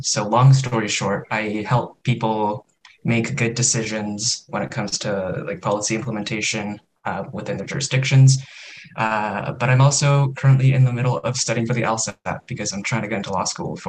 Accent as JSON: {"language": "English", "town": "Calgary", "region": "Alberta", "country": "Canada", "tie": "born or raised there", "also_born_or_lived": "London, Ontario", "moved": "as an adult", "said": "I was born in Calgary. Both my parents, two kind of Japanese immigrants. Eventually, I took a 4-hour flight over to London, Ontario, where I studied."}